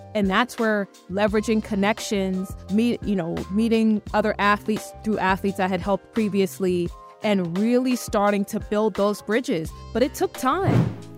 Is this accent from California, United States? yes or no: no; New York City, New York, United States; also born or lived in Buenos Aires; I'm originally from Brooklyn, New York.